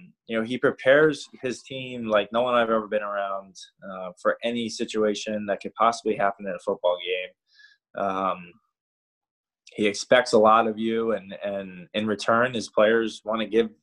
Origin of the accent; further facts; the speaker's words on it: New York, United States; I'm from New York, so growing up and watching Wayne Corbett, obviously Jerry Rice, all those guys